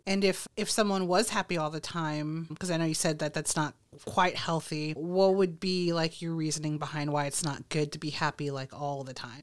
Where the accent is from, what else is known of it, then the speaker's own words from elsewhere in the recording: Texas, United States; I'm a Texas girl